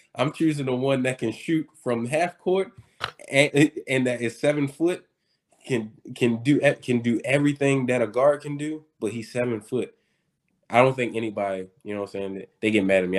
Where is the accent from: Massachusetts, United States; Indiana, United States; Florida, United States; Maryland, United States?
Maryland, United States; Baltimore; I'm from Baltimore and we don't have a team